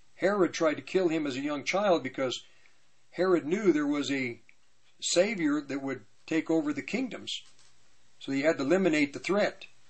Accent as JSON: {"language": "English", "town": "Longmont", "region": "Colorado", "country": "United States", "tie": "born or raised there", "said": "I grew up in Longmont"}